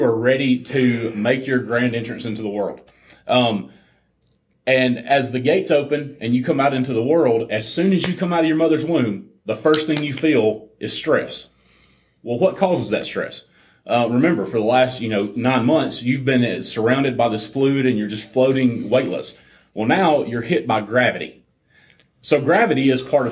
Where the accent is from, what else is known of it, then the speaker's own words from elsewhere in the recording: Alabama, United States; we're from Alabama